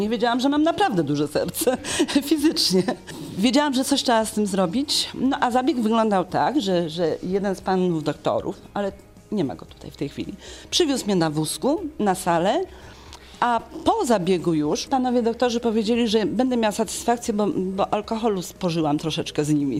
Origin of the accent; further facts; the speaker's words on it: Legnica, Lower Silesian Voivodeship, Poland; ja jestem z Legnicy